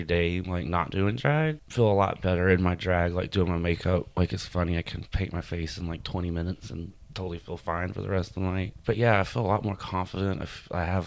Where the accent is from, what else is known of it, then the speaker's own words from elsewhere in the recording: Gulf Coast, United States; also born or lived in Houma, Louisiana; now in New Orleans, United States; I grew up on the Gulf Coast. We always came down here for weekends and stay. And then when I was a teenager in high school, we moved further south to Houma, 45 minutes south of here.